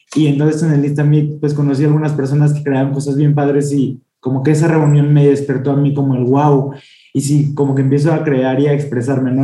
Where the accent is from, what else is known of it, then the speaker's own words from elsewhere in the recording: San Luis Potosí, Mexico; moved away as an adult; now in Mexico City, Mexico; soy de San Luis Potosí, pero vivo en la Ciudad de México desde hace cuatro años.